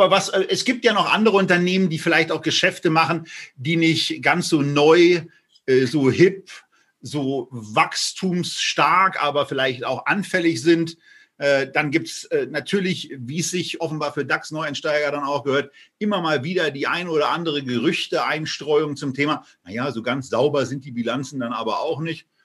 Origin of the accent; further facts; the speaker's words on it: Berlin, Germany; erstmal als Berliner regt man sich ja grundsätzlich über alle Themen auf